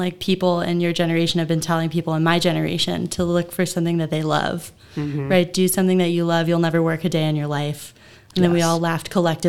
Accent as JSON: {"language": "English", "town": "Mount Vernon", "region": "Ohio", "country": "United States", "tie": "born or raised there", "said": "So I grew up in Mount Vernon, Ohio."}